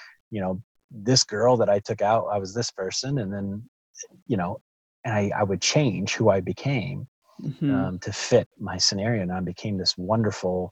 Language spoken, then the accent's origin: English; the South, United States; growing up in Southern Baptist Church in the South